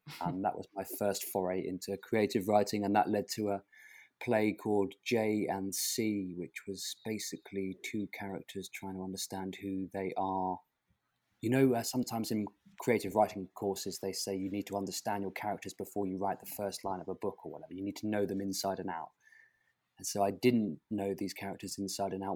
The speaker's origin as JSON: {"language": "English", "town": "Portsmouth", "region": "South East England", "country": "United Kingdom", "tie": "born or raised there", "also_born_or_lived": "London", "moved": "as an adult", "said": "I was desperate to leave my hometown, which was Portsmouth on the south coast of England in the county of Hampshire"}